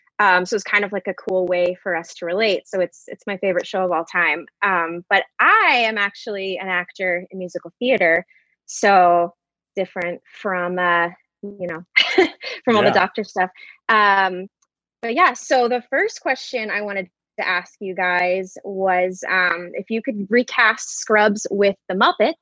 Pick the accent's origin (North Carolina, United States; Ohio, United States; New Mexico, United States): New Mexico, United States; Santa Fe; now in New York, United States; I'm from New Mexico, Santa Fe.